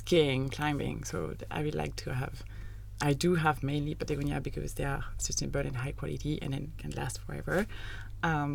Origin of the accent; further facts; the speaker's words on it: Annecy, Auvergne-Rhône-Alpes, France; moved away as an adult; now in Netherlands; I come from Annecy, so an hour from Geneva, so literally in the mountains